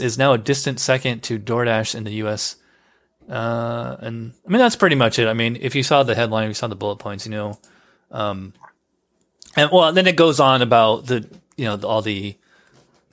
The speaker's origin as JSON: {"language": "English", "region": "New York", "country": "United States", "tie": "born or raised there", "moved": "as an adult", "lives_now": "Florida, United States", "said": "I grew up in New York. And I moved to Florida 6 years ago"}